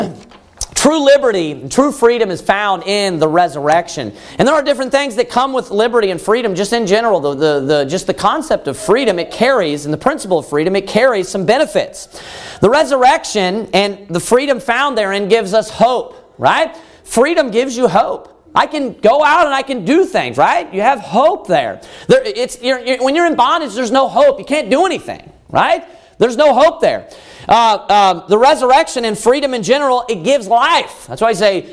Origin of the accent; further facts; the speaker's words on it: United States; I was born in the United States of America